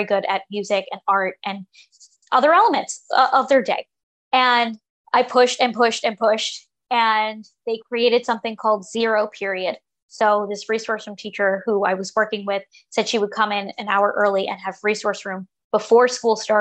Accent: New York, United States; I'm from New York

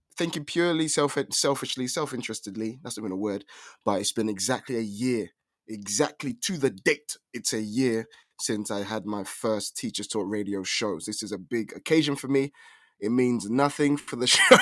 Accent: United Kingdom; accent: British; actual British accent

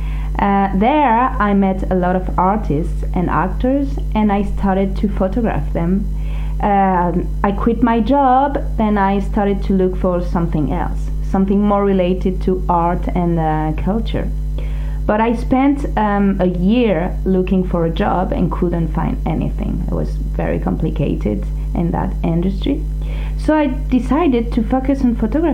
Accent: Grenoble, Auvergne-Rhône-Alpes, France; moved away as an adult; also born or lived in Montpellier; now in Paris, France; I was born in Grenoble in the Alps and studied economics in Montpellier in the south

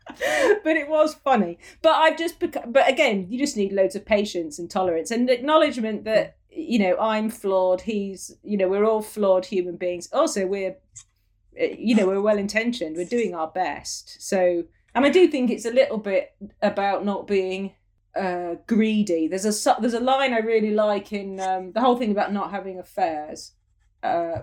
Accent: Falmouth, South West England, United Kingdom; also born or lived in London / Cork; now in Cornwall, United Kingdom; where I was born in Falmouth at the coast

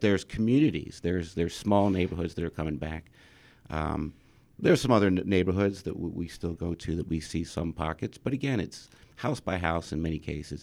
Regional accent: England, United Kingdom; now in Michigan, United States; I was born in England, uh, from Scottish parents

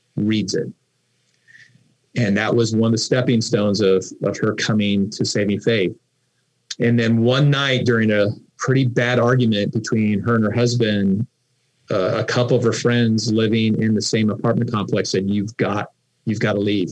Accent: Los Angeles, California, United States; also born or lived in Fort Collins, Colorado; I grew up in the San Fernando Valley and specifically wow. the Granada Hills area

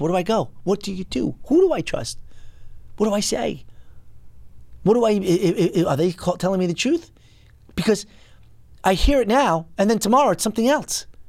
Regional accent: United States; the country that I grew up in.

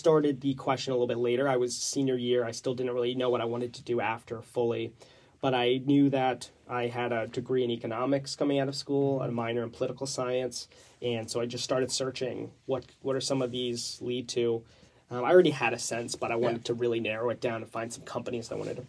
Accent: Stroudsburg, Pennsylvania, United States; I'm from the Stroudsburg area originally. I went to Stroudsburg High School

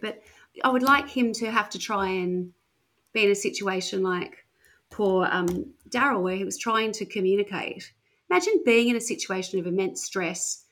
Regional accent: Wollongong, New South Wales, Australia; now in Perth, Australia; where I grew up in Wollongong

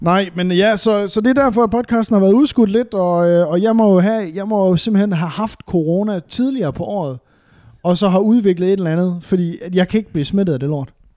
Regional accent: West Jutland, Central Denmark Region, Denmark; moved away; jeg er jo fra Vestjylland af

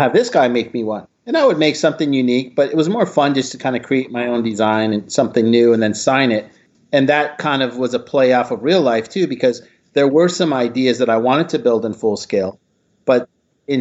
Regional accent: Midwest, United States; I grew up in the Midwest.

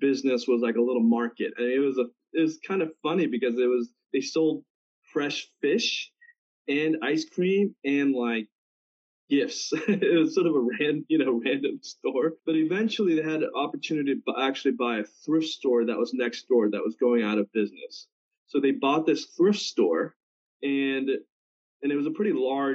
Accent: Houston, Texas, United States; also born or lived in South Korea; I immigrated from Korea when I was 7. I was just about to turn 8. First arrived in California, and that was sort of an entry point, and saw some family, and then settled in Houston, Texas, where aunt and uncle lived. And my uncle was a NASA engineer, so they sponsored us. So grew up in Houston

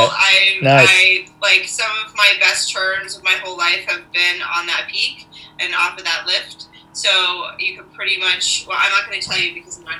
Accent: Connecticut, United States; moved away as an adult; also born or lived in Tahoe; now in San Francisco, United States; I have been skiing since I was a kid. So I grew up skiing on the East Coast, mostly learned at Okemo and Wachusett and all of the other little mountains that you can access from Connecticut.

